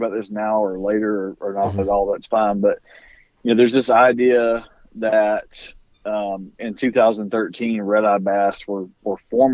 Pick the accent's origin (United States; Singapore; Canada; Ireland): United States; South Alabama; Growing up in South Alabama